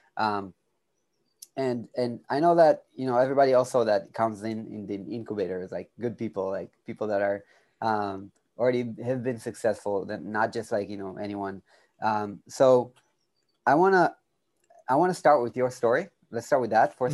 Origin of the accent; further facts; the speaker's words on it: Israel; I'm from Israel